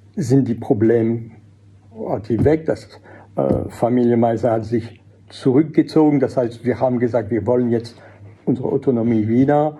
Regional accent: Alsace, Grand Est, France; first language French; German is a second language; moved away as an adult; also born or lived in Fribourg, Switzerland / Salzburg, Austria; als französische Muttersprache, weil ich bin vielleicht im Elsass geboren, habe nie das Dialekt kennengelernt. Meine Eltern stammen aus Nord- und Mittelfrankreich

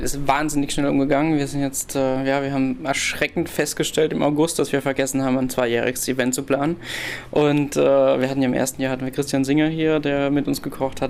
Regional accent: Rhineland-Palatinate, Germany; wir als Pfälzer

